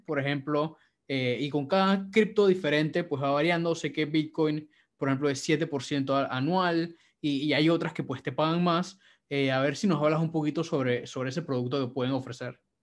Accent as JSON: {"language": "Spanish", "country": "Panama", "said": "yo soy chino panameño."}